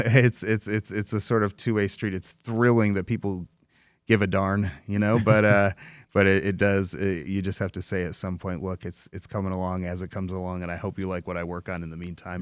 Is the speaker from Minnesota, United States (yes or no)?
no; Dearborn, Michigan, United States; I grew up in Dearborn